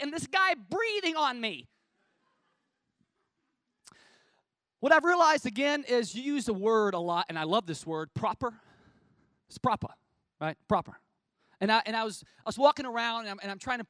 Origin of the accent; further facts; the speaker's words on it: United States; I'm from America